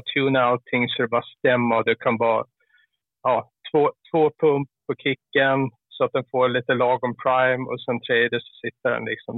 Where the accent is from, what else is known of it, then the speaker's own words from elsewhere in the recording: Gotland, Sweden; accent: Gotlandic; moved away; Jag är ju gotlänning